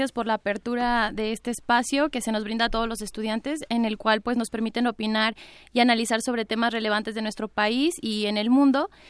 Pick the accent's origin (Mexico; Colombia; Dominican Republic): Mexico; State of Mexico; Entonces también yo soy, soy oriunda del Estado de México